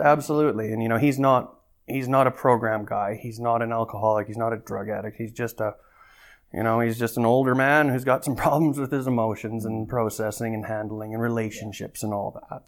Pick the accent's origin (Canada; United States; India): Canada; Calgary, Alberta; I've been born and raised in Calgary